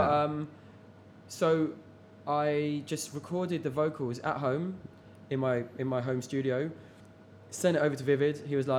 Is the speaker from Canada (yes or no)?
no; London, United Kingdom; I'm actually from North London, but east, north, west.